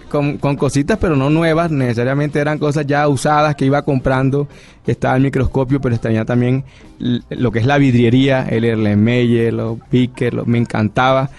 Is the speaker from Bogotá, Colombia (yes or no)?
no; Barranquilla, Atlántico, Colombia; yo soy barranquillero